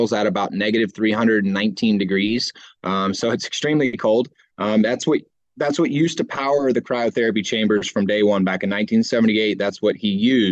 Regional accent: Houston, Texas, United States; I'm from Houston, Texas, where, 10 months out of the year, it's 100 degrees

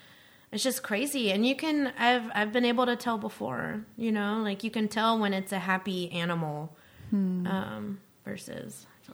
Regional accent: the South, United States; me growing up on Sundays, we were closed, you know, in the South from the Bible Belt, nobody works on Sundays except for my dad.

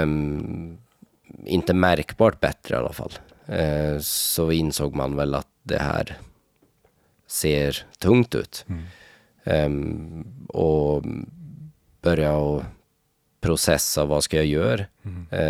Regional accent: Norway; moved away as an adult; i Norge, speciellt där jag kommer ifrån

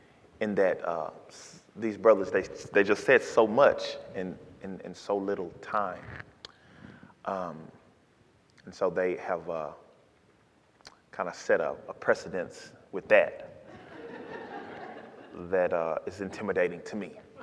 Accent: Dallas, Texas, United States; moved away; I come from Dallas, Texas, and so the church network there is huge.

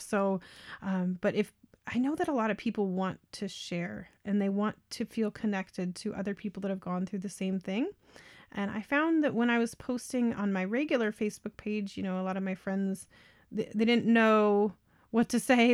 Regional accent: Colorado, United States; now in Canada; I'm a Colorado native, so born up in the mountains at about nine thousand feet elevation

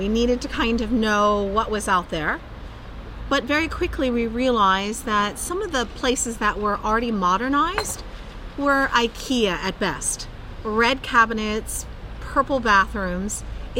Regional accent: United States; I'm American

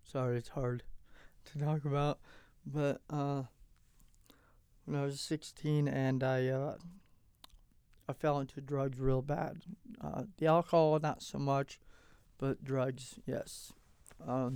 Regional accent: Platteville, Colorado, United States; also born or lived in Longmont, Colorado / Gilcrest, Colorado / Arizona / Casper, Wyoming; I was born here in Longmont, Colorado. I was raised in Platteville, Gilcrest area.

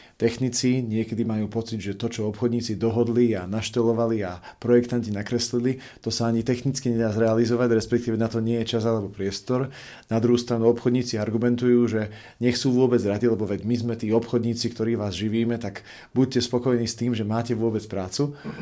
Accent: Košice, Košice Region, Slovakia; u nás v Košiciach

